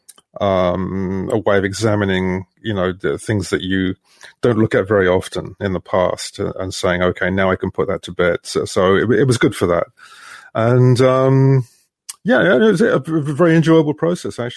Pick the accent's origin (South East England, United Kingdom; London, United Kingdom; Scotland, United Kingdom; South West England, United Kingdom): London, United Kingdom; growing up in London